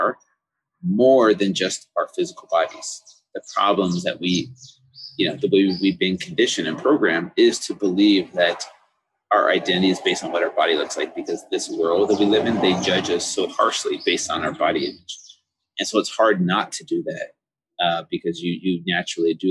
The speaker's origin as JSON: {"language": "English", "country": "United States", "tie": "born or raised there", "said": "everyday foods that we grew up with here in the United States"}